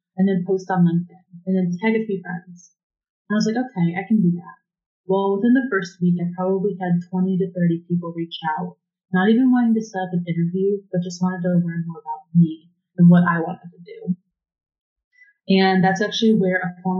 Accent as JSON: {"language": "English", "town": "Cleveland", "region": "Ohio", "country": "United States", "said": "I'm from Cleveland"}